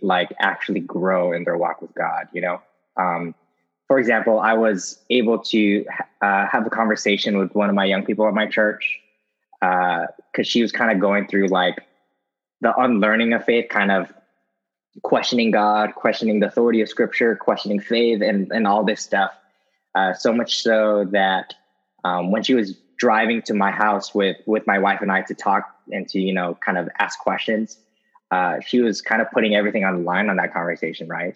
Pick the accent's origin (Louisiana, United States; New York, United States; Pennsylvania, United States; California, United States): California, United States; Los Angeles; moved away as an adult; now in Fort Myers, United States; I'm a LA native, so I was born and raised in Southern California